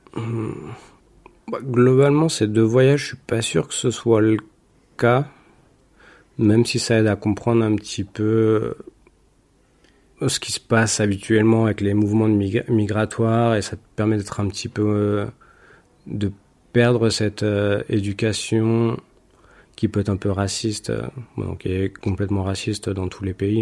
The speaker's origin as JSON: {"language": "French", "country": "France", "also_born_or_lived": "London", "moved": "yes", "lives_now": "Madrid, Spain", "said": "j'ai quitté la France, c'est pas pour influencer euh, ce qui se passe dans mon pays"}